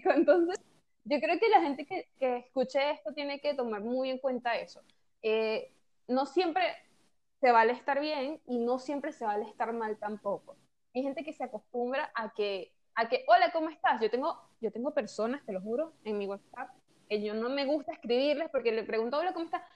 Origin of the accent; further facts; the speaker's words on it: Venezuela; moved away as an adult; yo nunca había salido de Venezuela. Y, recién salí ahorita en enero